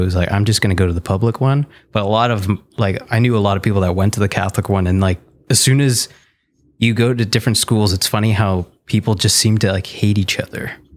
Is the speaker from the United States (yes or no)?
no; Fonthill, Ontario, Canada; moved away as an adult; also born or lived in Toronto, Canada; now in Ottawa, Canada; I'm actually from Font Hill